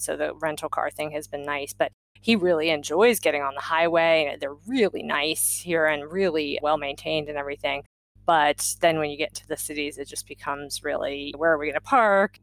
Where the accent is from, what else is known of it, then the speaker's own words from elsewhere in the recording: Maryland, United States; moved away; we grew up in Maryland